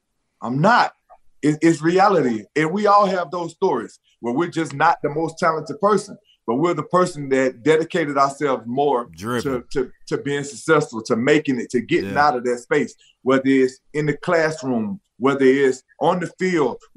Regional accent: Shellman, Georgia, United States; Growing up in Shelman, Georgia

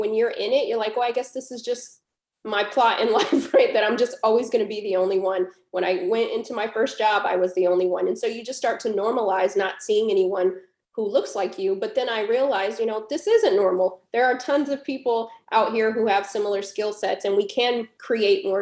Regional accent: Southern California, United States; moved away; also born or lived in Illinois; I grew up in Southern California for a portion, and then my parents moved to Illinois, where I went to college

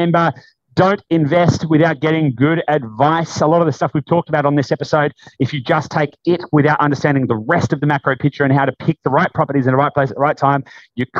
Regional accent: Latrobe Valley, Victoria, Australia; I grew up in Latrobe Valley, grew up in a tiny country town

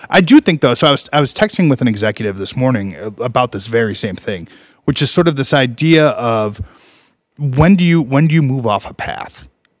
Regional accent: Chicago, Illinois, United States; I'm from Chicago.

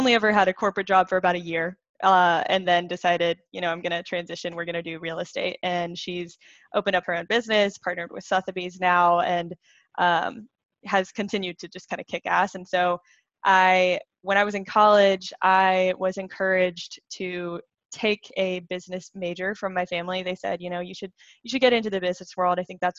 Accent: Greenville, South Carolina, United States; I am from Greenville, South Carolina. That's actually where I live now. But I grew up fourth child of four kids

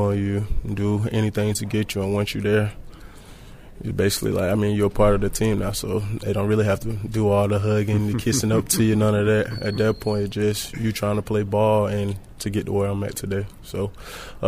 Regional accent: Macon County, Georgia, United States; also born or lived in Warner Robins, Georgia; I'm from Macon County, small town, probably a max of 5 to 10,000 people. So I'll stay in the country, dirt roads, things of that nature. So it's pretty nice out there. It's really not a lot to do, but that's how I grew up.

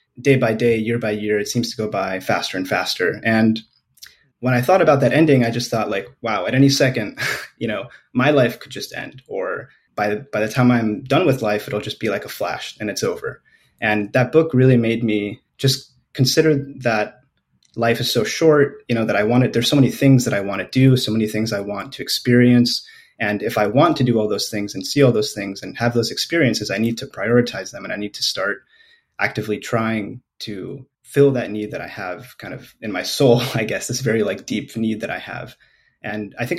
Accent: Los Angeles, California, United States; also born or lived in Spain; now in San Francisco, United States; I grew up mostly in Los Angeles, California

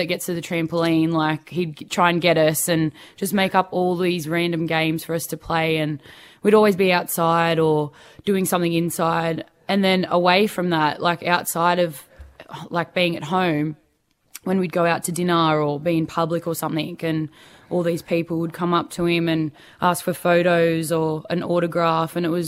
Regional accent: Perth, Western Australia, Australia; born there; Yes, I was born in Perth. Everyone else was born here in Sydney, and I kind of like to play on that a little bit.

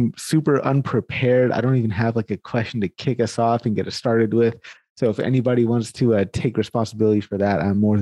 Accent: Sacramento, California, United States; now in Canada; I'm actually from Sacramento, California, born and raised in Sacramento. That's my hometown.

